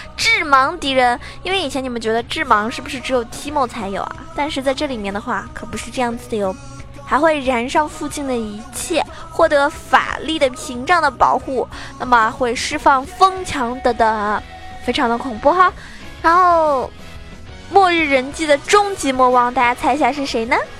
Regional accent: Shaoxing, Zhejiang, China; now in Shanghai, China; 我老家是绍兴的，那么我要回家了

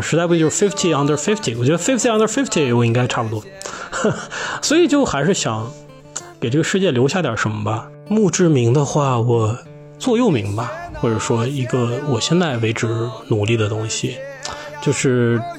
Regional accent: Lanzhou, Gansu, China; 我的家乡呢是甘肃省兰州市。我的父母都是宁夏人，所以我呢也有很多的亲戚在宁夏

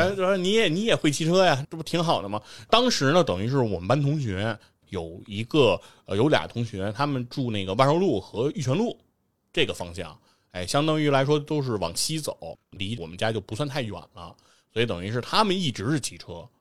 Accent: Beijing, China; 我老家那边拆迁了，哎，等于城里没有地儿住了，那得住到石景山，然后我还是在西城上学

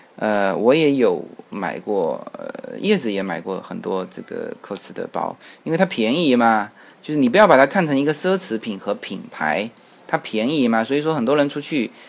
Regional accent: China; 其实我们中国人在外面买东西呢

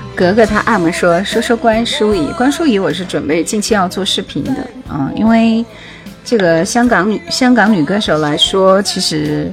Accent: Jingzhou, Hubei, China; 我是土生土长的湖北荆州人

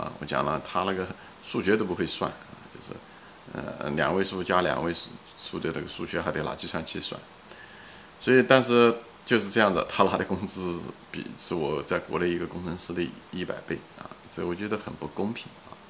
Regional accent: Anhui, China; 比方说一个保姆，比方说我们家是安徽的，那个安徽的一个穷保姆到上海给人家做保姆

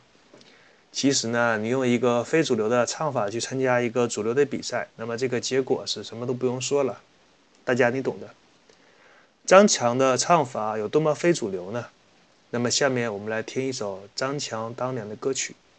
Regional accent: Northeast China, China; accent: Northeastern Mandarin; 我们东北话叫做扫大街的

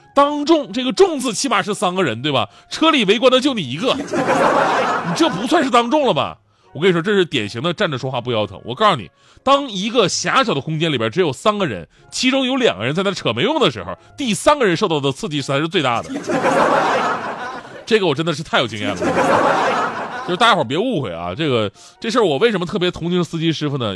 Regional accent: Northeast China, China; 就作为东北人

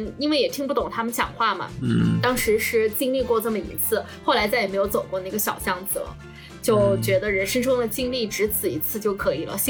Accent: China; 一个墨西哥小哥，一个我中国人

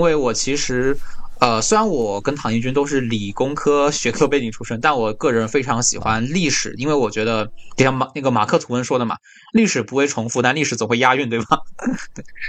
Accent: Wenzhou, Zhejiang, China; 就温州嘛，我是温州人

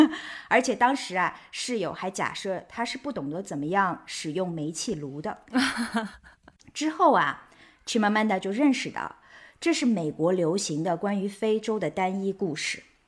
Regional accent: Shanghai, China; also born or lived in Lanzhou, Gansu; 我出生在上海，我童年的绝大多数生活是在上海。 但同时呢，我还有另外一个身份呢，就是知青子女嘛。所以我也曾经跟着父母在甘肃兰州生活过

